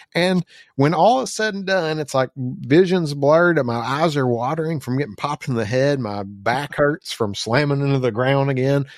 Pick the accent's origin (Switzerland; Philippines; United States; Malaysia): United States; Arkansas; we're from Rice Field, Arkansas